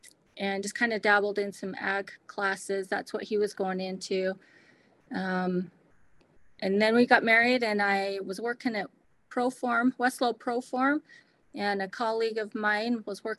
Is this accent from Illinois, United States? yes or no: no; Grantsville, Utah, United States; also born or lived in New Jersey; I'm a hometown girl. I grew up in Grantsville, born and raised. And then after that, I was a little lost. So I went, decided to be a nanny in New Jersey for a year to like figure things out. Just needed to get out of Tooele County.